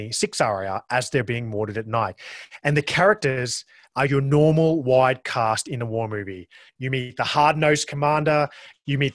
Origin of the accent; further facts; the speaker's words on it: Australia; accent: Australian; that's my accent. That is the Australian accent